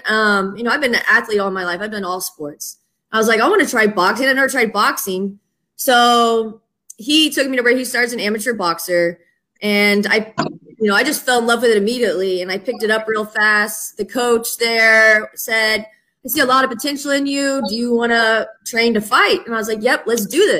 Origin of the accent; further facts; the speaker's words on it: Houston, Texas, United States; moved away as an adult; also born or lived in Louisiana; now in Colorado Springs, United States; I'm originally from Houston, Texas.